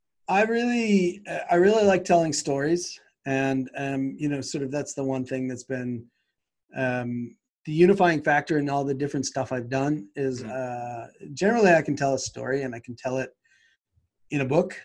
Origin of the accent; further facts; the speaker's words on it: Boston, Massachusetts, United States; moved away; I'm from Boston.